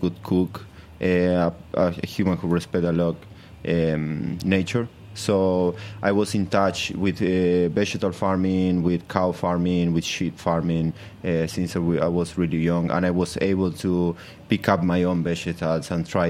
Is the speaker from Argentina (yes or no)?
yes; Argentina; now in Brooklyn, United States; I grew up in South America and Argentina, where cook with fire is a normal thing